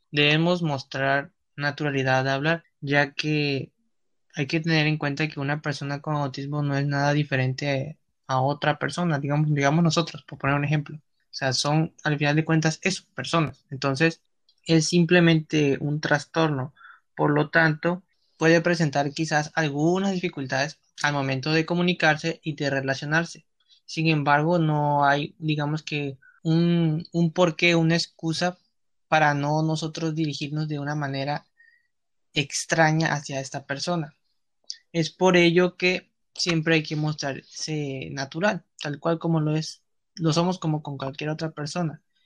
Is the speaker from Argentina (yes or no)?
no; Mexico; nosotros como mexicanos